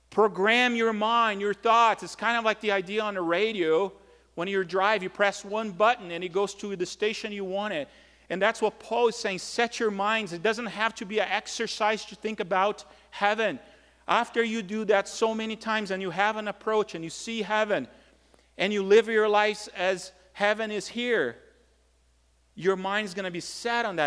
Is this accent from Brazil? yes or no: yes; Brazil; moved away; growing up in Brazil